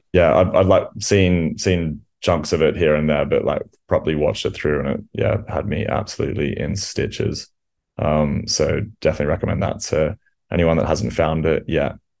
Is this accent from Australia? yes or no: yes; Australia; moved away; growing up in Australia